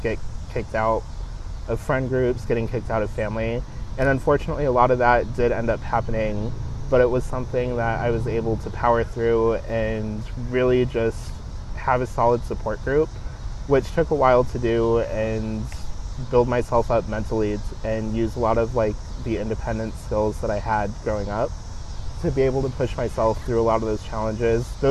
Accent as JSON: {"language": "English", "town": "Kansas City", "country": "United States", "tie": "born or raised there", "moved": "as an adult", "said": "getting out of Kansas City and getting out of like my hometown"}